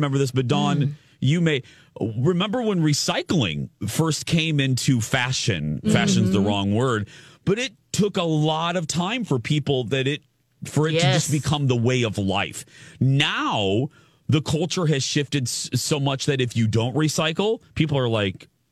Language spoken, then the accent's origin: English; Indiana, United States; I'm from Indiana